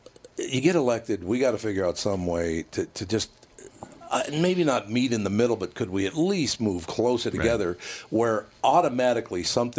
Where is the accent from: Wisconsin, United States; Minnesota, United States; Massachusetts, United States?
Minnesota, United States; Minneapolis; I grew up with in North Minneapolis in Supermax.